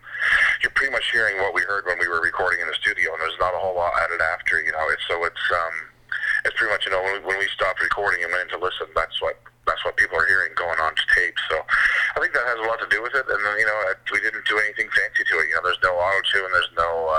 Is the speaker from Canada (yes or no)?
yes; Perth-Andover, New Brunswick, Canada; I am from New Brunswick.